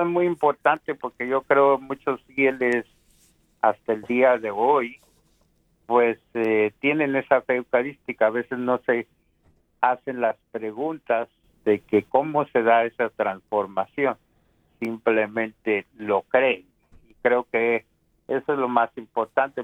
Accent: Guatemala; mi país de Guatemala

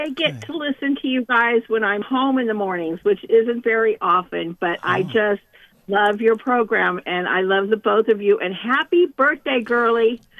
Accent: Yosemite National Park, California, United States; born there; I was born in Yosemite National Park Mm-hmm. uh, which I live just outside of still.

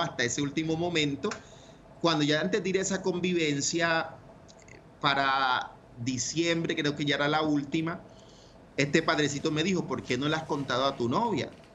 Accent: Ciénaga de Oro, Córdoba, Colombia; moved away; Nací y me crié en la costa norte, en un pueblo muy bonito que se llama Ciénaga de Oro, Córdoba

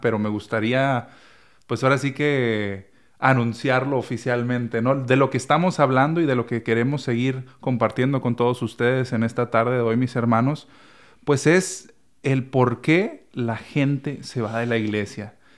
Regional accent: Chihuahua, Mexico; moved away; en la parroquia en la que crecí, En el Espíritu Santo, allá en, Chihuahua, Chihuahua

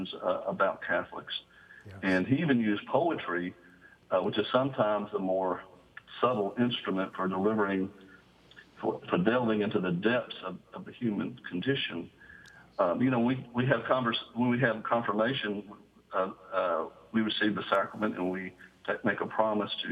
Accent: Lakeshore Drive, Birmingham area, Alabama, United States; I grew up in Lakeshore Drive

